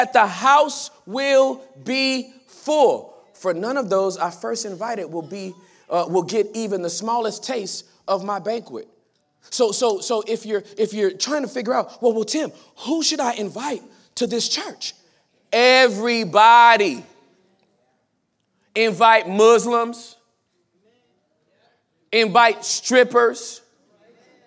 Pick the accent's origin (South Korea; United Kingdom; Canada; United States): United States; accent: American; I was a guest from America